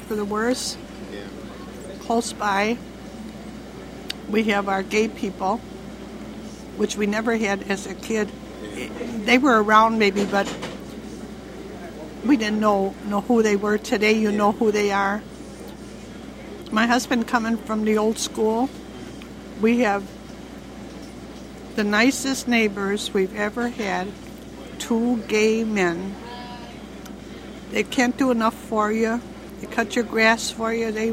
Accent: Chicago, Illinois, United States; I was born and raised on Lakewood 75 years ago

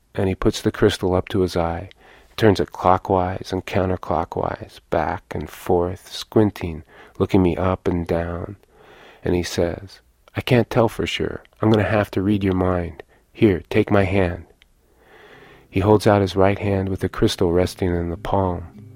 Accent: Lawrence, Kansas, United States; moved away; I was born here in Lawrence, but that I don't live here anymore

